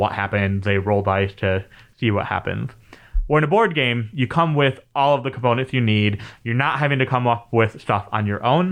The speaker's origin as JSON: {"language": "English", "region": "Michigan", "country": "United States", "tie": "born or raised there", "said": "being a Midwesterner, especially in Michigan, uh, growing up"}